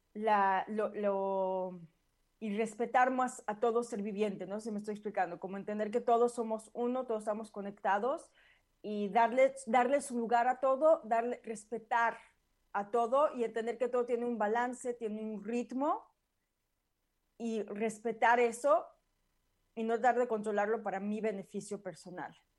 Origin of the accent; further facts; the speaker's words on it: Mexico; now in United States; yo lo sentí mucho en México